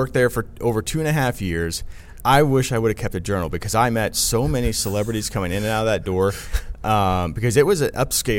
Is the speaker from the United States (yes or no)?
yes; Midwest, United States; And then growing up in the Midwest, you know, I had the severe weather aspect